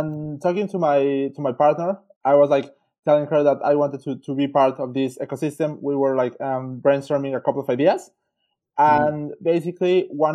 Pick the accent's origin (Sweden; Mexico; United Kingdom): Mexico; moved away as an adult; also born or lived in Switzerland; now in Melbourne, Australia; I'm originally from Mexico.